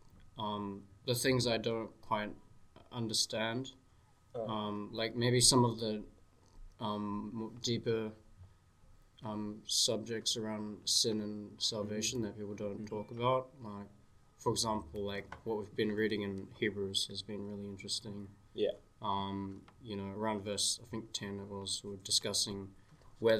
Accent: New Zealand; I was born in New Zealand, but I'm Chinese.

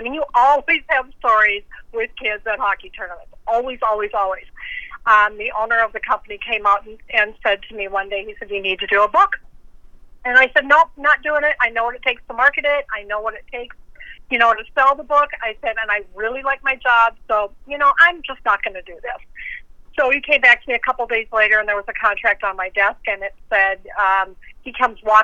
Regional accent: Minnesota, United States; It's my home state

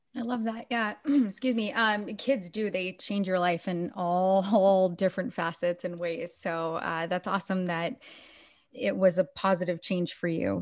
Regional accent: Biddeford, Maine, United States; the same town that I was born and raised

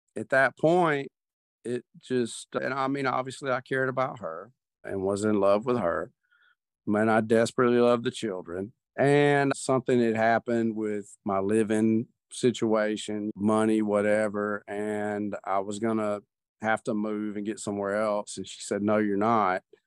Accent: the South, United States; Grew up in the South

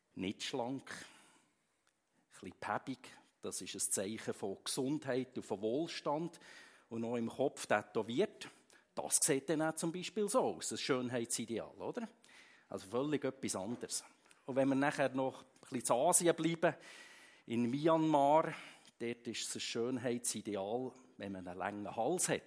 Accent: Switzerland; bei uns in der Schweiz

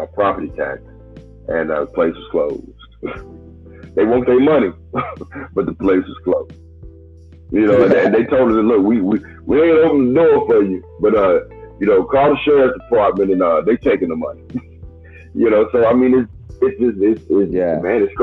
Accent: United States; we're from America and we call ourselves American

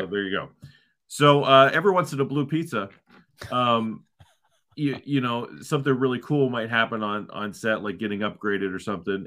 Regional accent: Ohio, United States; moved away as an adult; also born or lived in Southern California; now in Northern California, United States; So I grew up in Ohio

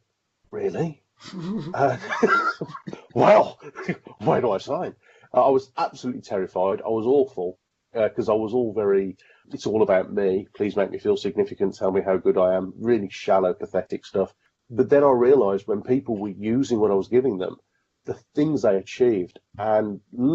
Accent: Birmingham, West Midlands, United Kingdom; I'm a Brummie

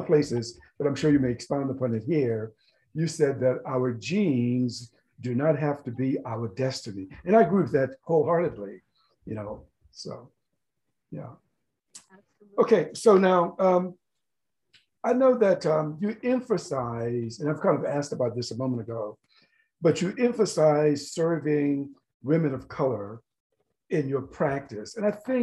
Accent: South Carolina, United States; also born or lived in Mississippi; I lived in Mississippi, I grew up in South Carolina

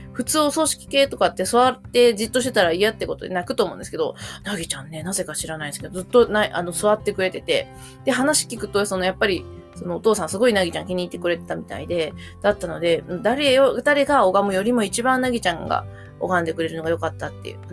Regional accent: Mie, Japan; moved away; also born or lived in Koshigaya; うちの実家の三重県

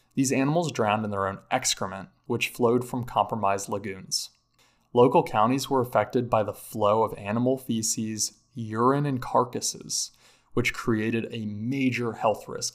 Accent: North Carolina, United States; my home state of North Carolina

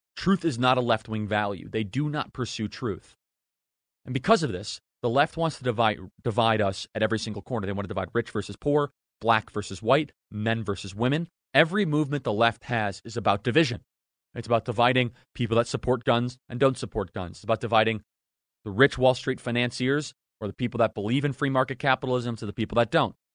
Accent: Chicago, Illinois, United States; I grew up just in Chicago, in the suburbs of Chicago.

